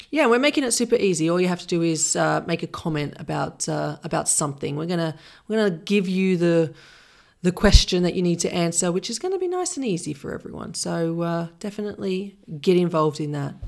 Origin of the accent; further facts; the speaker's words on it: Sydney, New South Wales, Australia; moved away; I'm from Sydney